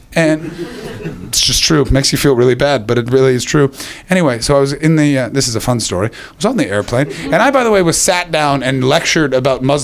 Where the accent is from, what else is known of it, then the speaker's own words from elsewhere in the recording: Canada; moved away; I'm from Canada